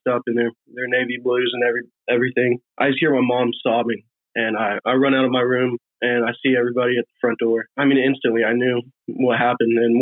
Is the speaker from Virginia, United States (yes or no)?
yes; Virginia Beach, Virginia, United States; we grew up in Virginia Beach